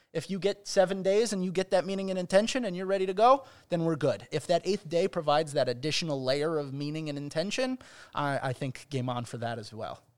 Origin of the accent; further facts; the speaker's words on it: Chicago, Illinois, United States; also born or lived in Israel; now in Cincinnati, United States; I'm from Chicago